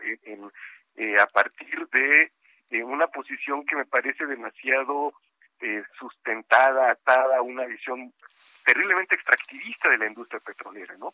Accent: Coatzacoalcos, Veracruz, Mexico; Coatzacoalcos, que está cerquita y es mi tierra

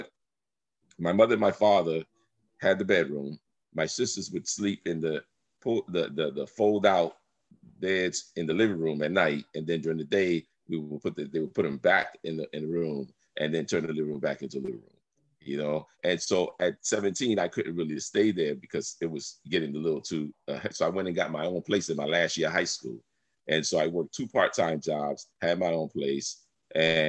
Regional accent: New York City, New York, United States; also born or lived in Brooklyn, New York / Honduras / Miami, Florida; I was born in Brooklyn, but I was raised in the South Bronx

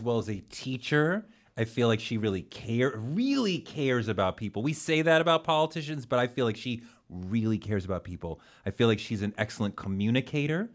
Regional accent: Massachusetts, United States; I interned for Mike Dukakis because I grew up in Massachusetts

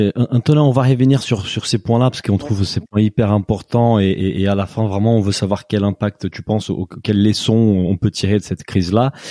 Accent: Brazil; French is a second language; moved away; je viens du Brésil

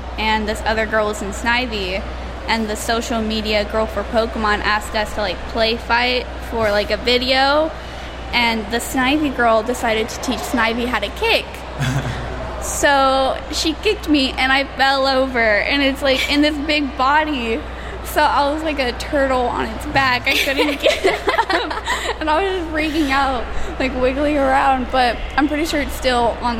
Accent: Texas, United States; We're from Texas.

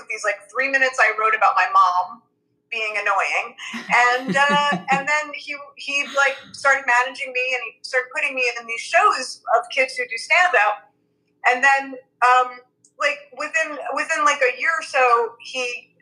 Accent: New York City, New York, United States; I'm from Brooklyn

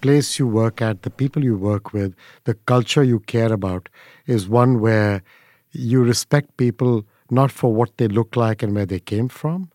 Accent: India; moved away; growing up in India

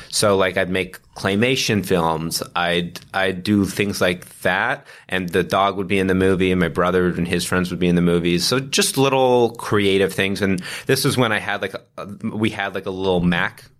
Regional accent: Toronto, Ontario, Canada; we both grew up in, uh, in Toronto, um, uh, born and raised

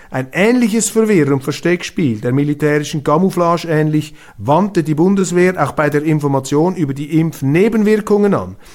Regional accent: Switzerland; als Schweizer

